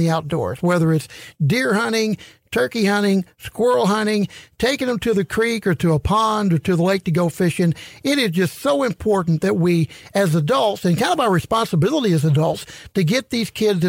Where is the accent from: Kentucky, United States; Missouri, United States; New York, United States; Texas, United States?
Missouri, United States; St. Louis; I grew up in St. Louis and there just weren't any opportunities.